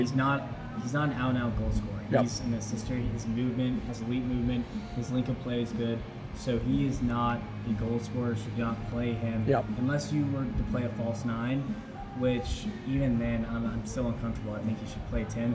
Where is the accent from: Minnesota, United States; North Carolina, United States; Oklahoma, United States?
North Carolina, United States; Raleigh; also born or lived in Charlotte; I'm from Raleigh. Started playing soccer at four.